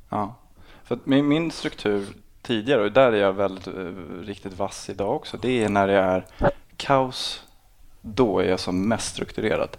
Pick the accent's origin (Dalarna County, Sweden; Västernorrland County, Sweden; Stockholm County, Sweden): Stockholm County, Sweden; Botkyrka; also born or lived in Salem; Jag är uppvuxen i, i Botkyrka i Alby eh, fram till jag var 12 och sen en annan förort då, som heter Salem